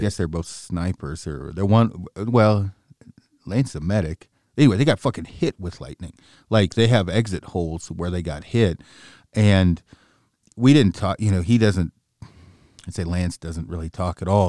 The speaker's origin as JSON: {"language": "English", "region": "Oregon", "country": "United States", "said": "I'm from Oregon"}